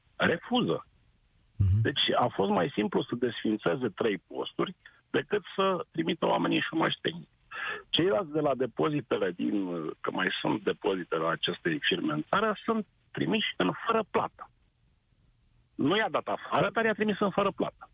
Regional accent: Brașov, Brașov County, Romania; sunt tot din Brașov

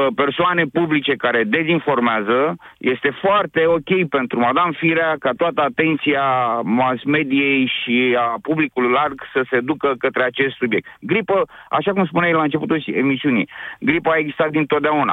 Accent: Bucharest, Romania; sunt din București

